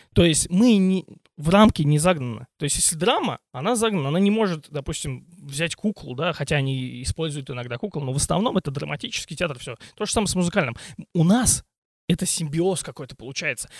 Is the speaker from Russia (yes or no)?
yes; Voskresensk, Moscow Oblast, Russia; now in Ivanovo, Russia; я родился не в Иванове, а в Московской области, в городе Воскресенске